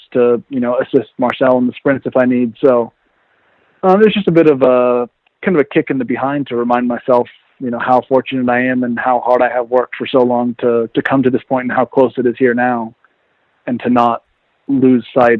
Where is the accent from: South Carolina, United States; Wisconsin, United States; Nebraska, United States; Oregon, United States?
Oregon, United States; moved away as an adult; also born or lived in Vermont; now in Nice, France; I grew up in Oregon in the mountains